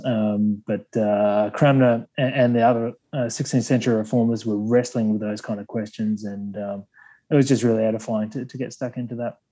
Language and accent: English; Sydney, New South Wales, Australia; accent: broad Australian; I'm an Aussie. I come from Sydney, uh, born and raised here in Sydney.